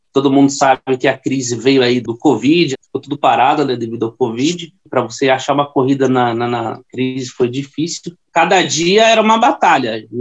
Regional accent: Carapicuíba, São Paulo, Brazil; eu corro com a 99 já faz três anos e meio e eu sou da cidade de Carapicuíba.

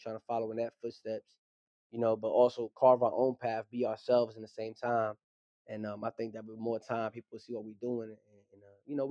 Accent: New York City, New York, United States; I was born and raised in Brooklyn, New York, to a Puerto Rican family

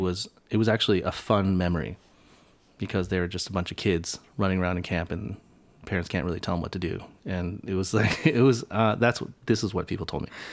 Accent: United States; Asian Americans have this bi-, duality in which we are privileged to some extent

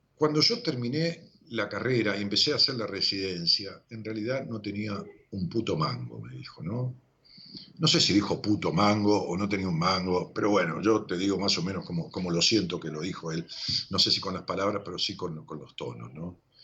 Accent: Ramos Mejía, Buenos Aires Province, Argentina; Yo vivo en Ramos Mejía desde que era pueblo, y siempre fue mi pueblo

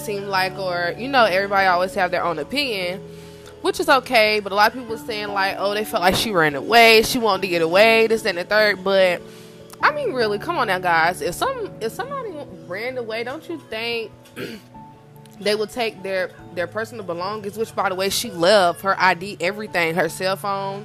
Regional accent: Rock Hill, South Carolina, United States; I'm from South Carolina, a small town called Rock Hill, and people are nosy down here

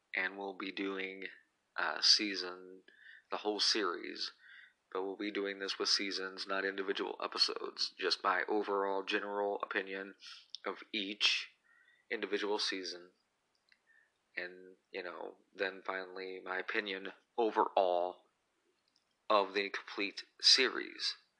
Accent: Illinois, United States; I am an Illinois kid. I was born in Illinois

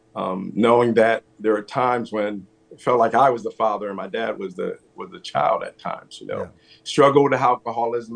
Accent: East Orange, New Jersey, United States; also born or lived in Pennsylvania; I was born in New Jersey, grew up in New Jersey

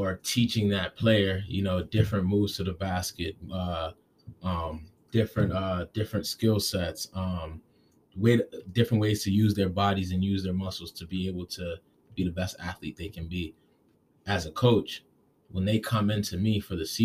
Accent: Gaithersburg, Maryland, United States; moved away as an adult; now in Providence, United States; I'm originally from Gaithersburg, Maryland. It's a small city outside of D.C. I moved up to Providence about 6 years ago

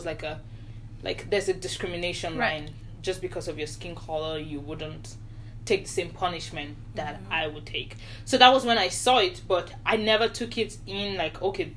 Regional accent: Nigeria; moved away; I grew up in Nigeria

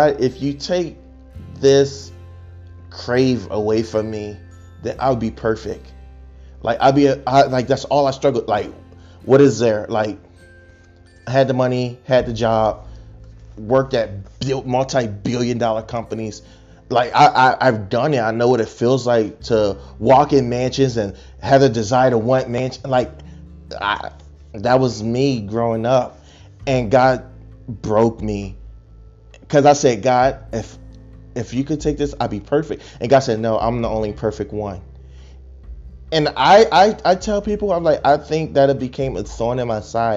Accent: Chester, Pennsylvania, United States; also born or lived in Arkansas; now in Texas, United States; I'm born and raised in Chester, Pennsylvania

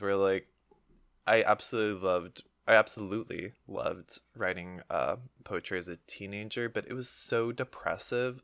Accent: United States; we're American

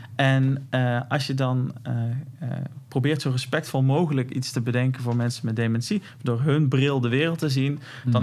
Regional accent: North Brabant, Netherlands; accent: Brabants; ik heb een Brabants accent

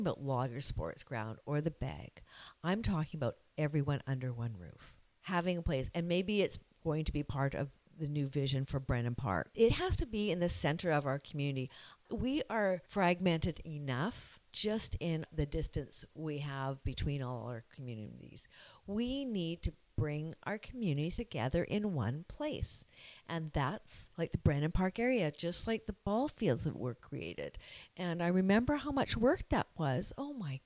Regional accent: Victoria, British Columbia, Canada; also born or lived in Cayman Islands; now in Squamish, Canada; I grew up in Victoria, and we belonged to the YMCA

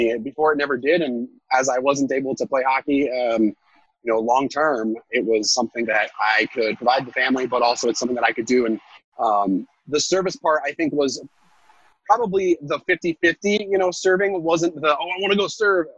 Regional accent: Alaska, United States; We're from Alaska

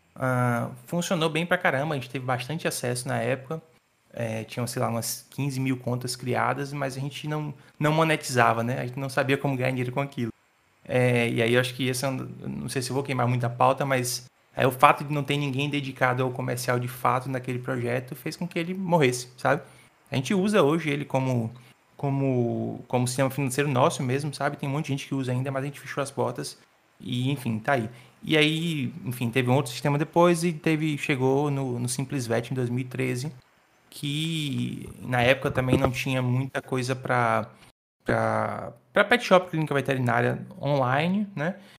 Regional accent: Salvador, Bahia, Brazil; sou de Salvador, nasci em Salvador

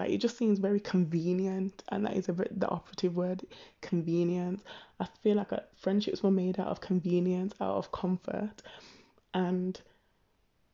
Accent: Birmingham, West Midlands, United Kingdom; growing up in Birmingham, it was a case of, obviously, I'm a Brummie

